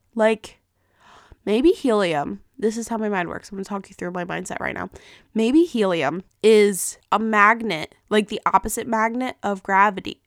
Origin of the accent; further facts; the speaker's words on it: New Jersey, United States; I'm from New Jersey